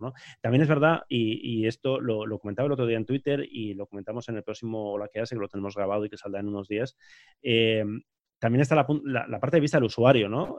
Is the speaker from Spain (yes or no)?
yes; Basque Country, Spain; soy vasco